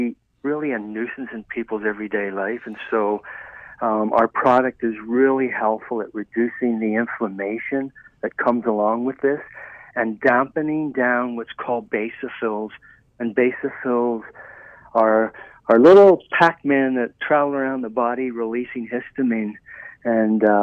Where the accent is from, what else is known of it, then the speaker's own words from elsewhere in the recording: Ireland; I was raised in Ireland, and we have a very wet Vancouver, Seattle-type climate